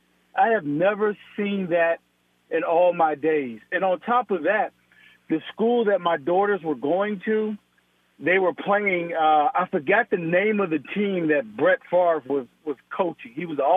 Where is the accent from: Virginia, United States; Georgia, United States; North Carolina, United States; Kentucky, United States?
Virginia, United States; moved away as an adult; now in Mississippi, United States; So I'm originally from Virginia, but I moved to Mississippi for work some years ago.